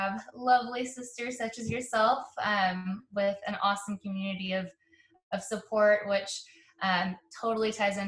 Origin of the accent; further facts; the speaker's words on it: Carrollton, Texas, United States; I grew up in Carrollton, Texas